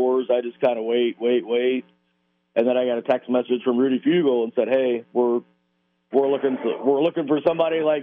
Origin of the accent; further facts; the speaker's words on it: Indiana, United States; Growing up in Indiana, my dad raced locally